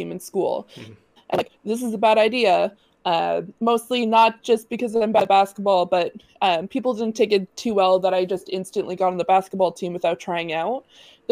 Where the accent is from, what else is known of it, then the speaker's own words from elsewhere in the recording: Nova Scotia, Canada; also born or lived in Ottawa, Ontario; And then we moved to Nova Scotia. I lived with my grandparents, my mom and my sister. So I grew up with my two grandparents.